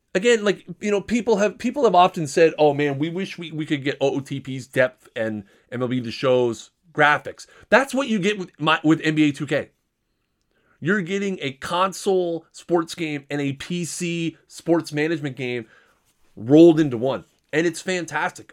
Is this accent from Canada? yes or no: yes; Canada; I'm a Canadian